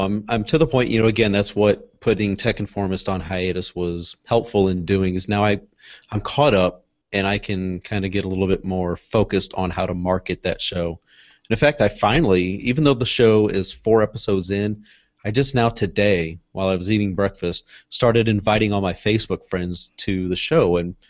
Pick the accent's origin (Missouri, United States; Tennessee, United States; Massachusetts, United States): Missouri, United States; St. Louis; I'm from St. Louis, Missouri, so right here in the center of the United States.